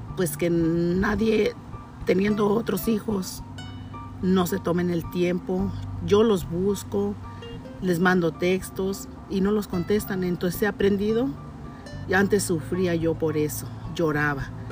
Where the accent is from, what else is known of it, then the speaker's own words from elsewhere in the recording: Ciudad Juárez, Chihuahua, Mexico; moved away as an adult; also born or lived in Durango; mi lugar de nacimiento fue en Durango. Yo llegué a, Ciudad Juárez a la edad de 8, 8 años más o menos